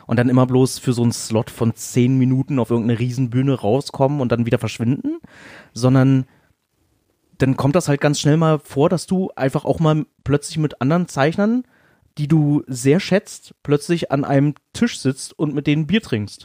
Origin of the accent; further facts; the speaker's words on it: Berlin, Germany; als Berliner